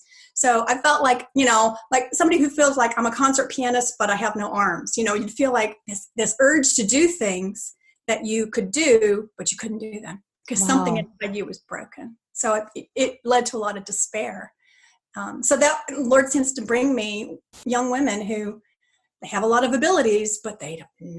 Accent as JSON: {"language": "English", "region": "Texas", "country": "United States", "tie": "born or raised there", "also_born_or_lived": "California", "lives_now": "Tennessee, United States", "said": "And I grew up in Texas, but then we lived in California for a long time. Mm. And now we're in Tennessee."}